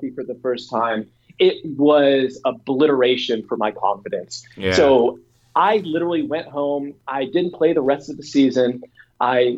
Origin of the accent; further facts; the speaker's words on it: Buffalo, New York, United States; moved away as an adult; also born or lived in Southern California; now in Madison, United States; I'm born and raised in Buffalo, New York